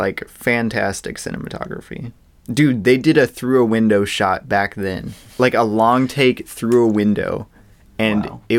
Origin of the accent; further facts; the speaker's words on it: United States; It was a big stepping stone for me as an American film viewer.